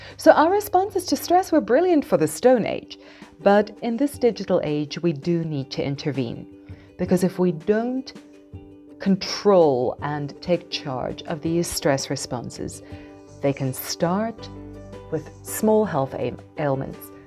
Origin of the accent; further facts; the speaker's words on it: South Africa; moved away as an adult; also born or lived in Taiwan / Oman / Malaysia; as a South African who wanted to see the world, I started my career by teaching English in Taiwan